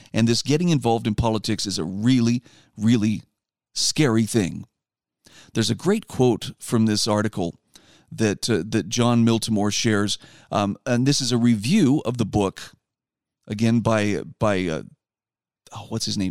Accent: Utah, United States; my home state of Utah

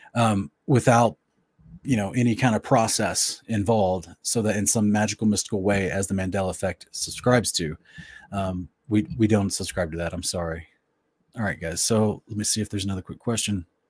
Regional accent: Oklahoma, United States; moved away; also born or lived in West Virginia / Tulsa, Oklahoma / Ardmore, Oklahoma / Wewoka, Oklahoma; I grew up basically mostly in Oklahoma, but also some in West Virginia

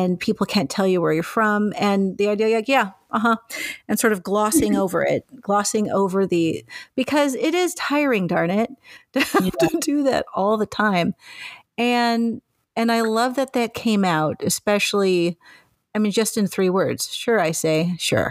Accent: Mexico; now in Canada; as a Mexican

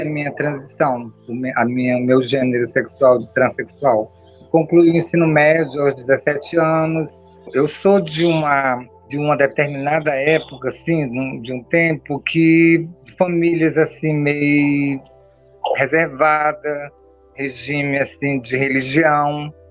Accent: Altamira, Pará, Brazil; now in São Paulo, Brazil; eu sou natural de Altamira, Pará, né, uma cidade pacata do interior do Pará

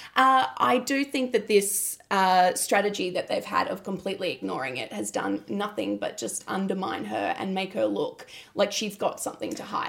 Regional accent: Mount Gambier, South Australia, Australia; I was born in Mount Gambier

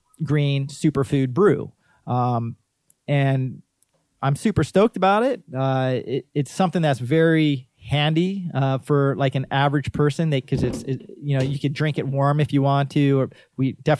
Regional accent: Waimanalo, Hawaii, United States; as a kid growing up in Waimanalo

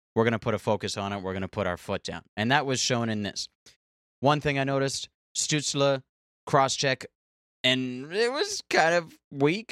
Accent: Canada; I am so Canadian.

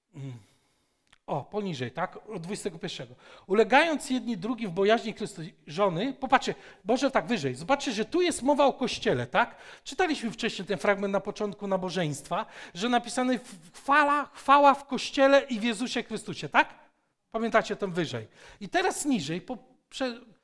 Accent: Poland; ja jestem Polakiem, dlatego że narodziłem się z moich rodziców y, Polaków

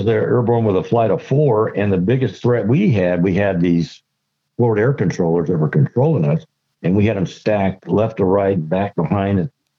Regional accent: Georgia, United States; also born or lived in Palm Springs, California; And I went to Palm Springs High School in California, even though I'm from Georgia. My dad was career military.

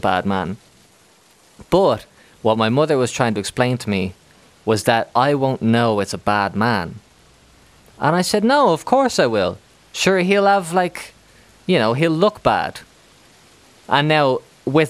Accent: Ireland; moved away as an adult; now in Spain; I'm from Ireland

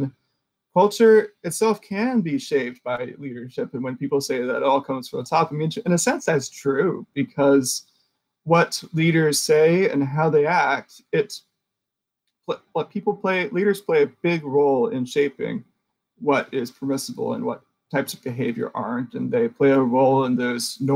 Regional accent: the South, United States; I'm in Richmond, Virginia. You're in New York. And we also have different histories. I'm from the United States and I'm technically Southern

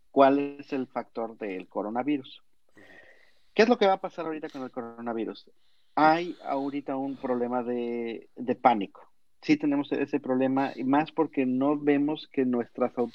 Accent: Mexico; now in United States; no tienen este tinacos de la manera en la que en México, lo tenemos.

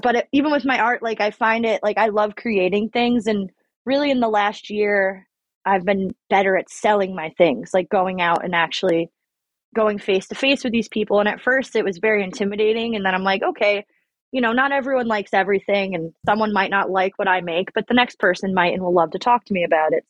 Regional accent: Long Island, New York, United States; moved away as an adult; now in Oregon, United States; I grew up on Long Island

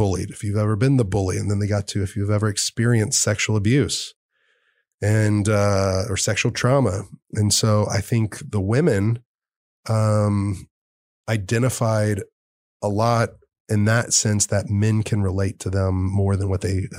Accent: Fort Worth, Texas, United States; I was growing up in Fort Worth. I was going to Dallas.

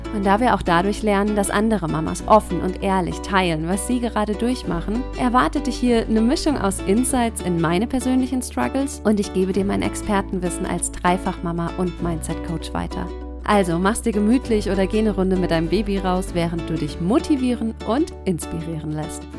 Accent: Germany; hier bei uns in Deutschland

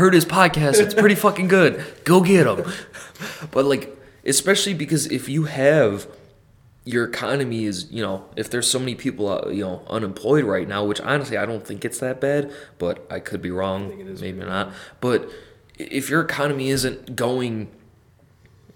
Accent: United States; we are American people

